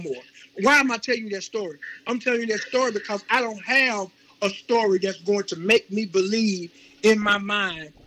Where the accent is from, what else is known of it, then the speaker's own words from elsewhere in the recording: Jackson, Mississippi, United States; also born or lived in Queens, New York; I was raised right there in Jackson, Mississippi